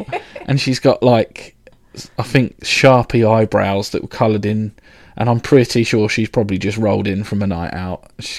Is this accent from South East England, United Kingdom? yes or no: yes; Reading, South East England, United Kingdom; also born or lived in London; I was born in London, but raised in Reading